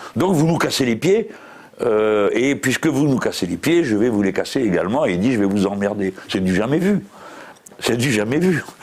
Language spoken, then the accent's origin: French; France; on est français